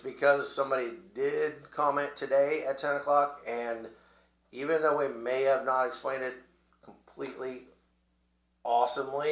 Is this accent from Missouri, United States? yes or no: yes; Missouri, United States; we're from Missouri